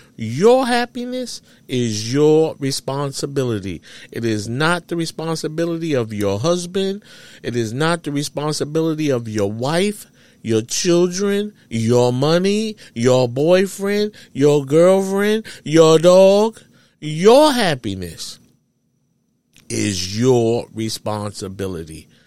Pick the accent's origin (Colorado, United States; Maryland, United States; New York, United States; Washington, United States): New York, United States; New York City; growing up in New York City